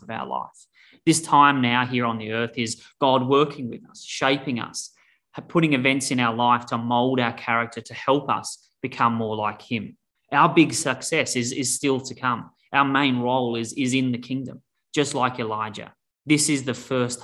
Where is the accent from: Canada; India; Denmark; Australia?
Australia; now in Denver, United States; I'm originally from Australia